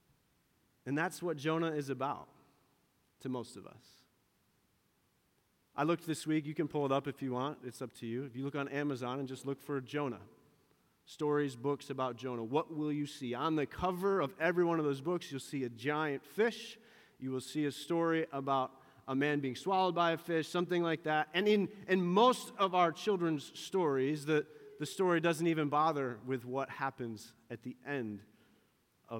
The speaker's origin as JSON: {"language": "English", "region": "Western New York", "country": "United States", "tie": "born or raised there", "said": "the dairy farm that I grew up on here in Western New York"}